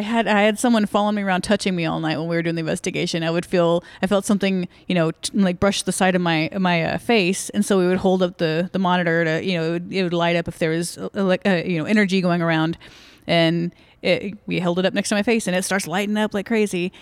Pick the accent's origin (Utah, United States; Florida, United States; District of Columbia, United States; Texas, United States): Texas, United States; Dallas-Fort Worth area; also born or lived in Virginia / Granbury, Texas; I grew up in the Dallas-Fort Worth area